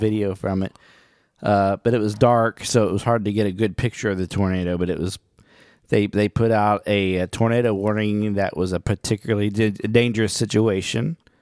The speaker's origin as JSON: {"language": "English", "region": "Oklahoma", "country": "United States", "said": "I'm from Oklahoma"}